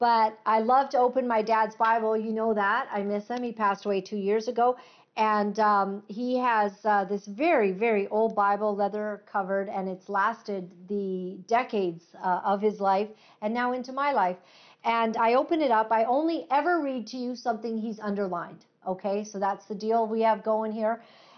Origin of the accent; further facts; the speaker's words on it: Uganda; born there; as I have missionary parents, and I was born in Uganda.